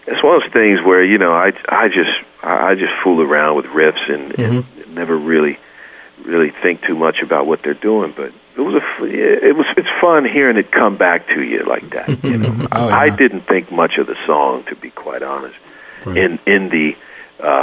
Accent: Midwest, United States; moved away; I'm from the Midwest where we drive Fords and Chevys

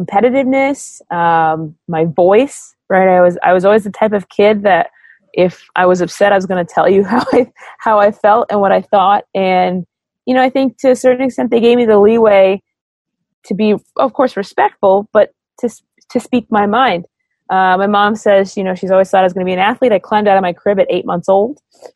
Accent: Los Angeles, California, United States; I'm born and raised in Los Angeles, California.

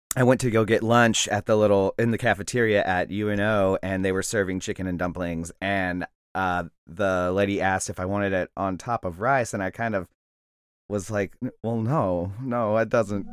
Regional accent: Mississippi Gulf Coast, United States; also born or lived in Arkansas; now in New Orleans, United States; I grew up on the Mississippi Gulf Coast, uh, but I've lived in New Orleans since 2003

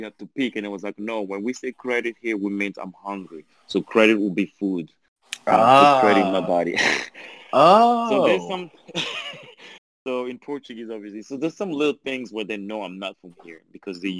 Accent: Belgium; accent: French; English is a second language; also born or lived in France; now in Angola; I was born in Belgium. I grew up in Belgium. Then I moved to France.

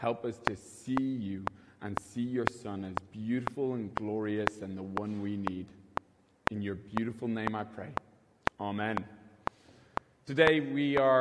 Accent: Kilkenny, Leinster, Ireland; now in Dublin, Ireland; I'm originally from Kilkenny. I'm not from Dublin.

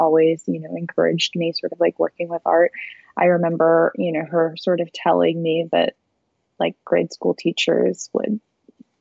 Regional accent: St. Louis, Missouri, United States; I grew up in St. Louis, or a suburb right outside of St. Louis.

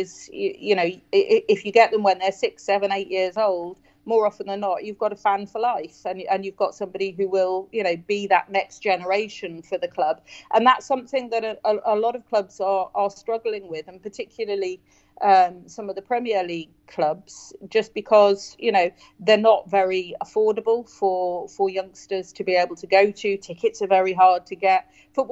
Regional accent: Newcastle upon Tyne, North East England, United Kingdom; now in Wirral, United Kingdom; I was brought up for part of my life in Newcastle

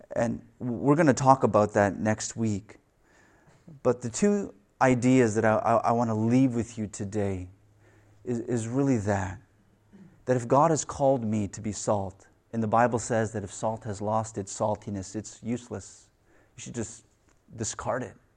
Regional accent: Canada; I was born in Canada

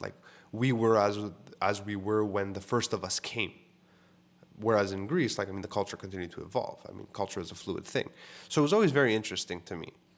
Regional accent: Montreal, Quebec, Canada; we're from Code de Neige, which is the neighborhood I grew up

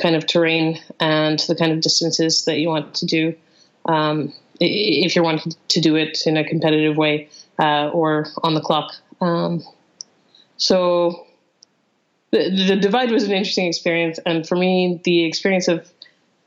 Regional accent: Calgary, Alberta, Canada; moved away as an adult; now in London, United Kingdom; I was born and raised in Calgary. I spent 30 years there

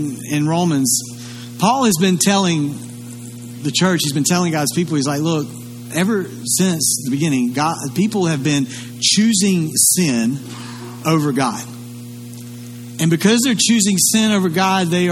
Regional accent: Lugoff, South Carolina, United States; Now, I grew up here in Kershaw County. I grew up in Lugoff.

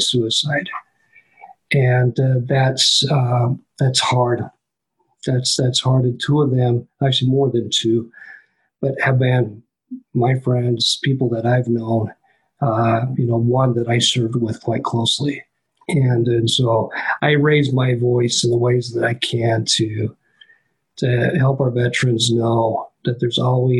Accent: Richfield, Utah, United States; the place where I lived, where I grew up in Richfield, Utah

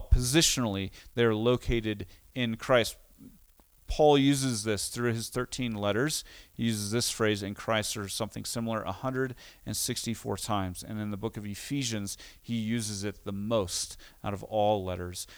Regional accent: United States; also born or lived in Costa Rica; having grown up as an American, moving to Costa Rica

